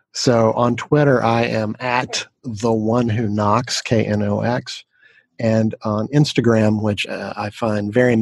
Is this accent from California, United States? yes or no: no; Knoxville, Tennessee, United States; moved away; I am originally from Knoxville, Tennessee